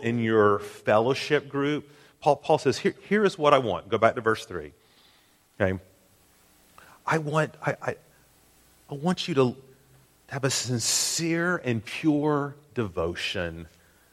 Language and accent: English; Tennessee, United States; I'm from Tennessee